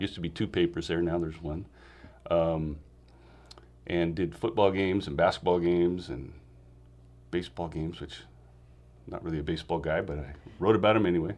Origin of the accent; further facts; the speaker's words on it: Meridian, Idaho, United States; moved away as an adult; I grew up in Idaho, Meridian, Idaho